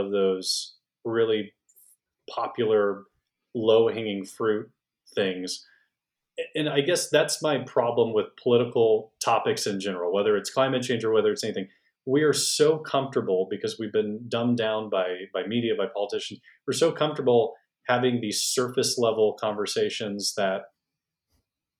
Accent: Houston, Texas, United States; now in North Texas, United States; I was raised in Houston

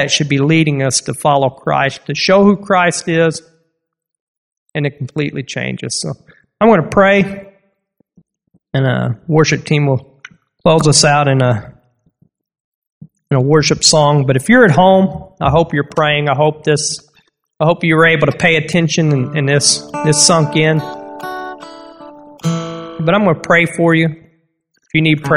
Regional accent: United States; I'm American

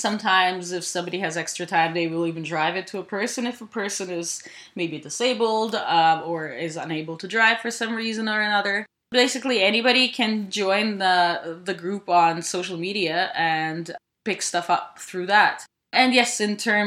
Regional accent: Ukraine; now in Canada; I grew up in Ukraine.

